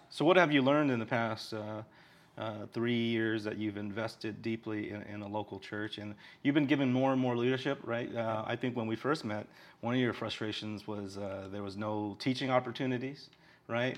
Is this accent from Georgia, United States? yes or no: no; Orange County, California, United States; now in Honolulu, United States; Orange County, where I'm from